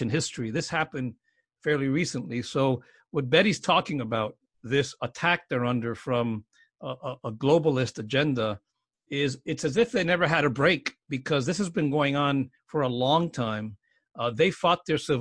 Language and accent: English; United States; as an American